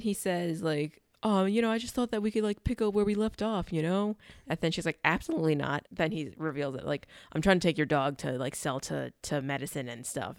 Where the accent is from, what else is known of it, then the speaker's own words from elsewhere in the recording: New York, United States; New York